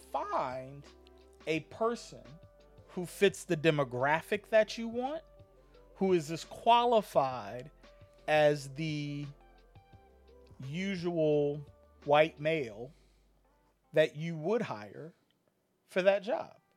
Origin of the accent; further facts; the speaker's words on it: Hampton, Virginia, United States; I grew up in Hampton, it was black, white, and there was a mixture of like Asian ethnicity